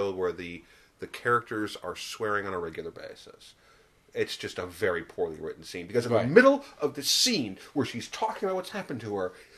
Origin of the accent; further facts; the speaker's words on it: Wichita, Kansas, United States; moved away; I grew up in Wichita, which is not a big city